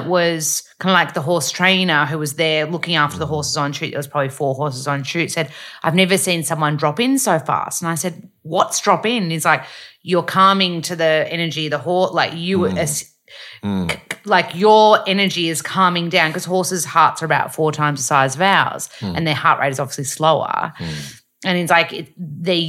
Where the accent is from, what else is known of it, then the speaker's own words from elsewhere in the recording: Melbourne, Victoria, Australia; growing up in Melbourne and growing up around in Flemington area and stables